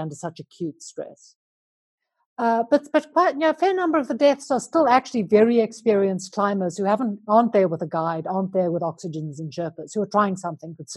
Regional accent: Johannesburg, Gauteng, South Africa; moved away as an adult; now in Andorra; I'm a South African. I grew up in Johannesburg, but I left South Africa nearly 20 years ago now. And I live in a funny little place called Andorra in the Pyrenees Mountains

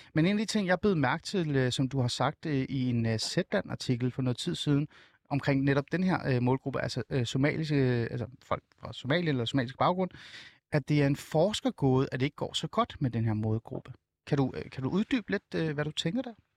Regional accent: Hornbæk, Capital Region of Denmark, Denmark; jeg er også vokset op i Nordsjælland. Jeg er vokset op i Hornbæk

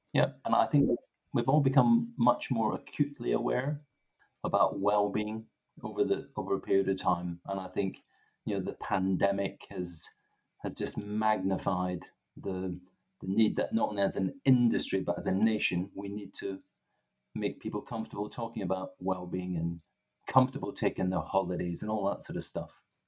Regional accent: Stirling, Scotland, United Kingdom; accent: east west mixed Scottish; also born or lived in Grangemouth / Greenock; now in England; I was born in Grangemouth. I then moved to Greenock, and then my formative years were in Stirling. So I've got this expression that my accent's a bit bastardized, east west mixed up, you know.

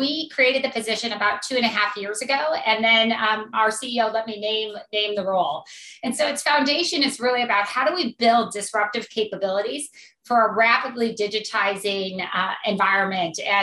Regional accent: Akron, Ohio, United States; I grew up in Akron, Ohio

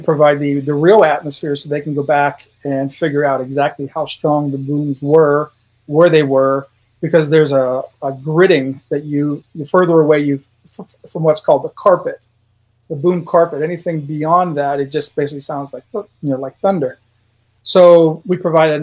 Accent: a little town north of Pittsburgh, Pennsylvania, United States; moved away as an adult; also born or lived in Utah / Nevada; I grew up in a little town north of Pittsburgh

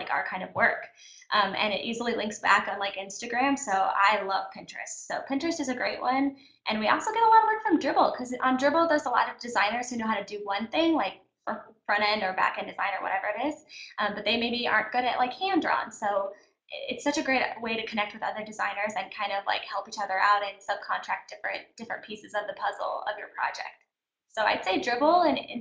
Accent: Kentucky, United States; now in Orange County, United States; when we were growing up in Kentucky

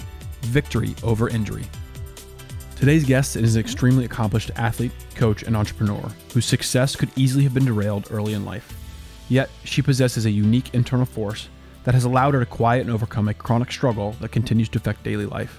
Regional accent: Colorado, United States; I grew up in Colorado

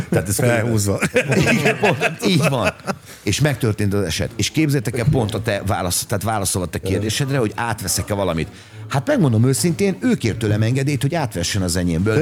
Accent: Hungary; igazából Magyarországról jöttem

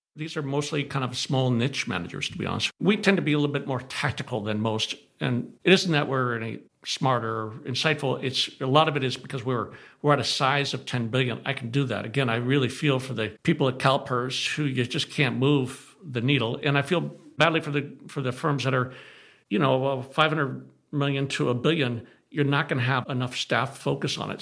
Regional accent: California, United States; I grew up in California

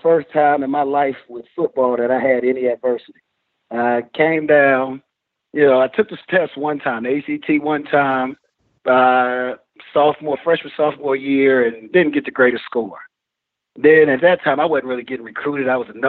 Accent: Youngstown, Ohio, United States; moved away as an adult; also born or lived in Columbus, Ohio; now in Florida, United States; a lot of people always assume that I'm from Florida because I've been here so long, but I'm originally from Youngstown, Ohio, and moved to Columbus, Ohio for high school.

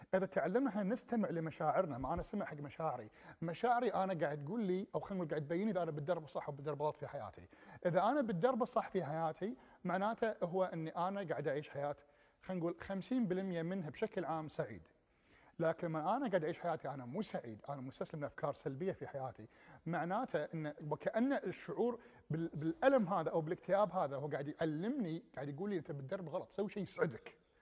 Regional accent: Kuwait; ما أرجع للكويت ولا ما أرجع لديرتي مرة ثانية

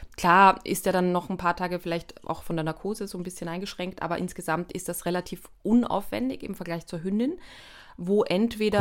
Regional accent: Austria; als Österreicherin

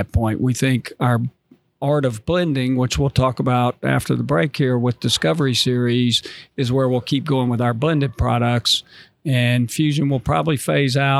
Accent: North Carolina, United States; moved away; I'm from North Carolina

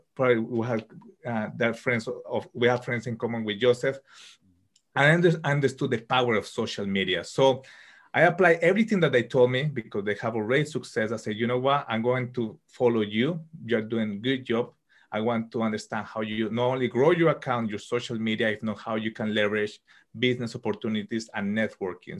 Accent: Colombia; moved away as an adult; now in United Kingdom; I'm from Colombia and uh, living currently in the UK. I studied computer engineering in Colombia

